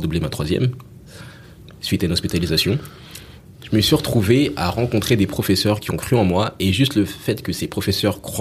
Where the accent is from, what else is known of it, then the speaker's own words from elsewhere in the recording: Nancy, Grand Est, France; born there; Je suis né à Nancy.